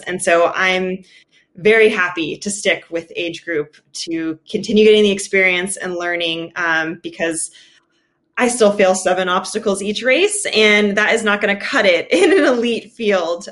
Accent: Austin, Texas, United States; I was born in Austin, Texas, mostly grew up there

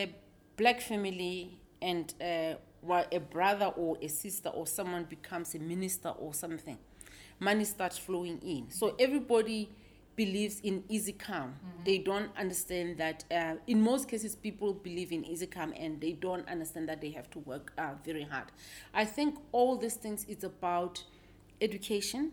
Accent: Lesotho; now in South Africa; I was born in Lesotho, although I'm naturalized here in mm-hmm. South Africa.

